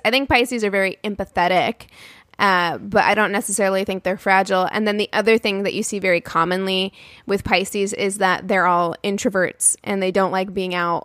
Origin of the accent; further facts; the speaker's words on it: Albuquerque, New Mexico, United States; I was born in Albuquerque, New Mexico.